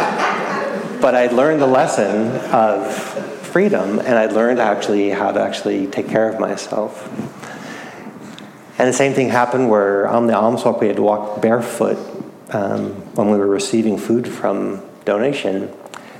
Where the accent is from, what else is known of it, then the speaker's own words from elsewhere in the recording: New England, United States; I grew up in New England, where we have a lot of cold, bitter winters